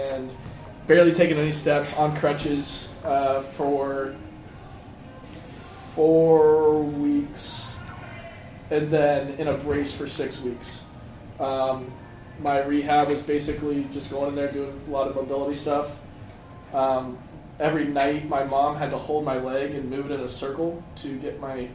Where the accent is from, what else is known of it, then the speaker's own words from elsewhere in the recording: Hilliard, Ohio, United States; I'm from Hilliard, Ohio, about 30 minutes south of here